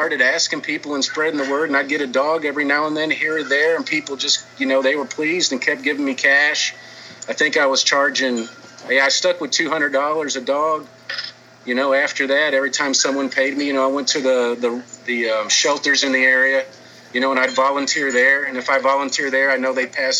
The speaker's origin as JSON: {"language": "English", "town": "Dickinson", "region": "Texas", "country": "United States", "said": "I'm from Dickinson, Texas. It's a very small town outside of Houston"}